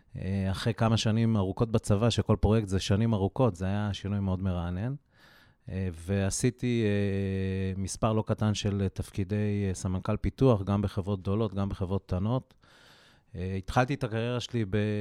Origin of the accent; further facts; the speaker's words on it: Haifa, Haifa District, Israel; moved away; אני חיפאי במקור